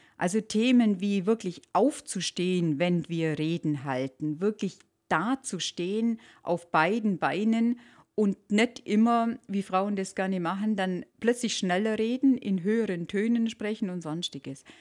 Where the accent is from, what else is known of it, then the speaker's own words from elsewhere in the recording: Allgäu, Bavaria, Germany; sind wir Allgäuer